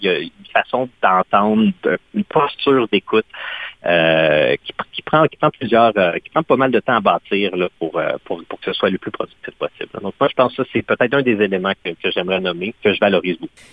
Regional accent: Quebec, Canada; first language French; moved away as an adult; also born or lived in Ottawa region; je viens du Québec, j'ai grandi au Québec

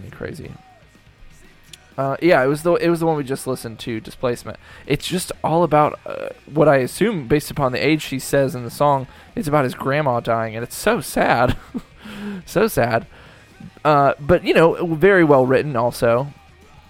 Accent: United States; I'm an American.

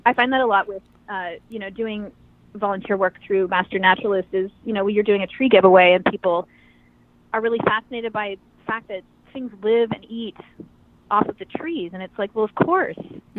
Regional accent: Eastern Washington, United States; I grew up in Eastern Washington, and I grew up really off the grid

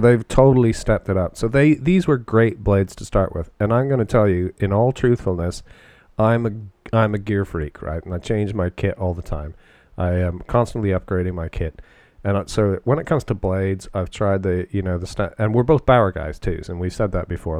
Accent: London, Ontario, Canada; I grew up in and around London playing hockey, and uh, that's London, Ontario

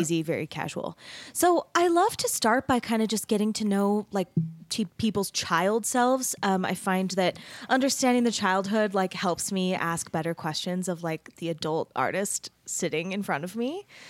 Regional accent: Mesa, Arizona, United States; moved away as an adult; also born or lived in Denton, Texas; I grew up in Mesa, Arizona.

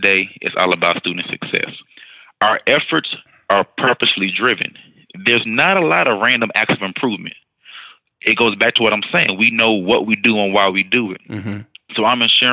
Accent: Houston, Texas, United States; also born or lived in Austin, Texas / El Paso, Texas; I moved over to Houston ISD, went back home to my hometown

